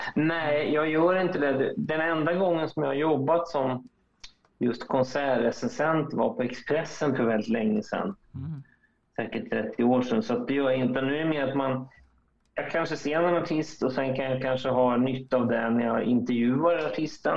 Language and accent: Swedish; Linköping, Östergötland, Sweden; moved away; i Linköping, där jag kommer ifrån